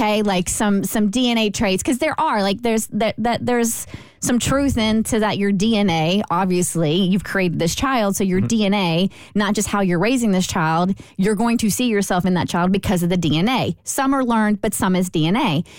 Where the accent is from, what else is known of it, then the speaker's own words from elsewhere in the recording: Kentucky, United States; See, we're all from Kentucky, so I felt like this was a completely suitable question to ponder.